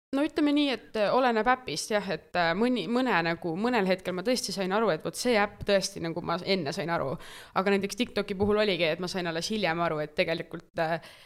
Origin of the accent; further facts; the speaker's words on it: Tartu, Tartu County, Estonia; aktiivse noorena Tartust